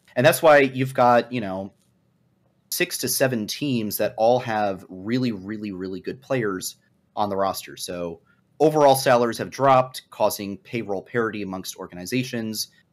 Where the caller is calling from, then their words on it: Arlington, Virginia, United States; Calling from Arlington, Virginia, also in the Washington, D C area